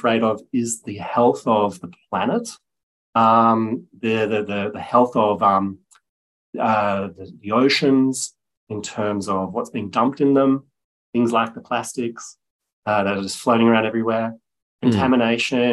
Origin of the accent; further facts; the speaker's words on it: Byron Bay, New South Wales, Australia; also born or lived in Germany; I grew up in the Byron area, so in the north coast of New South Wales. I was born in Germany, so we came to Australia when I was seven